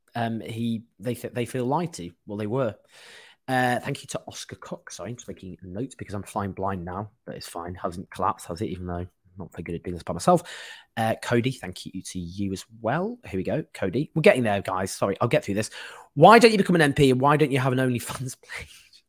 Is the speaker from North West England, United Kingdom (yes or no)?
yes; Stockport, North West England, United Kingdom; I grew up in Stockport